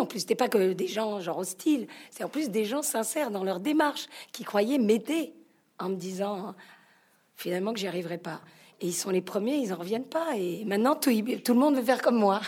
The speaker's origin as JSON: {"language": "French", "town": "Marseille", "region": "Provence-Alpes-Côte d'Azur", "country": "France", "said": "Je suis italienne, marseillaise"}